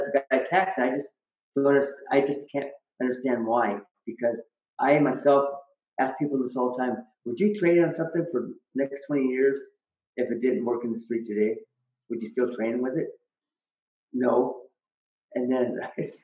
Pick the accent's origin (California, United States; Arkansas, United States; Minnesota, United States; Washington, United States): Washington, United States; Auburn; also born or lived in Yakima, Washington; I grew up in Auburn, And Auburn, Washington, we were kind of rowdy